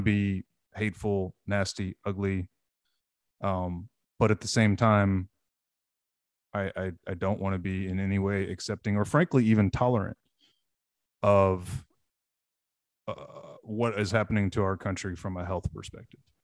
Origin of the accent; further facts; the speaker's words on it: Texas, United States; as a Texan